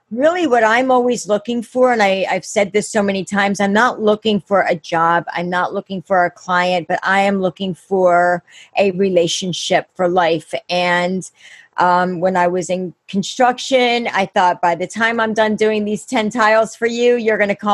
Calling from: Pennsylvania, United States; I'm out in Pennsylvania. I'm in Chester County.

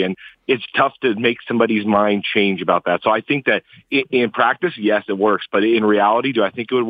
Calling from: Phoenix, Arizona, United States; I'm calling from Phoenix, Arizona.

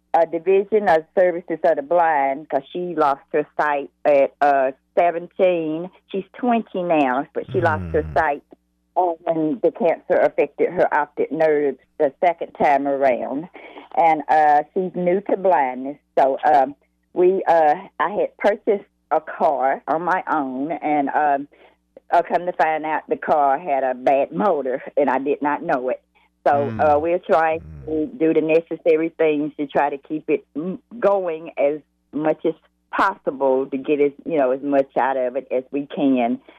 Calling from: Lawndale, North Carolina, United States; I'm calling in from Lawndale, North Carolina. That's about an hour away from Charlotte.

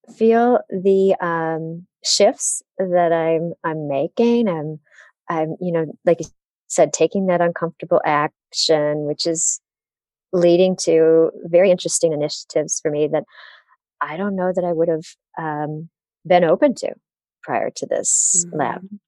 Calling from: Detroit, Michigan, United States; I'm calling in from the Motor City, Detroit, Michigan.

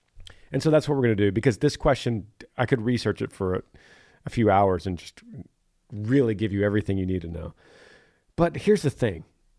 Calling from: Greenville, Ohio, United States; Hey, Granger … I'm from Greenville, Ohio.

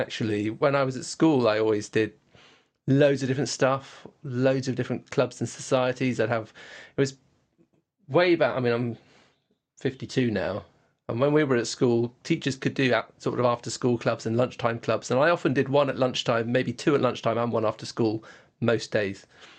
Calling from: Oxford, South East England, United Kingdom; I'm right in the middle of Oxford. You can probably hear the birds singing outside.

